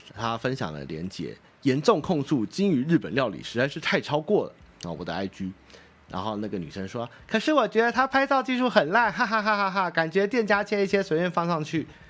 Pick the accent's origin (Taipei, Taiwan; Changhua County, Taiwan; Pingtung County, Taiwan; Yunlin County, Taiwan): Taipei, Taiwan; Wanhua; 我老家在万华